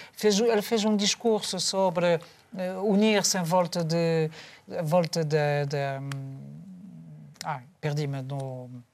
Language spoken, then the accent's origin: Portuguese; France; moved away; eu que sou francês